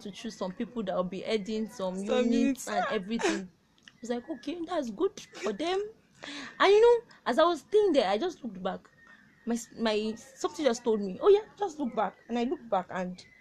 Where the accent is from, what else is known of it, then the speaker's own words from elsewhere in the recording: Kwara, Nigeria; I'm from Kwara State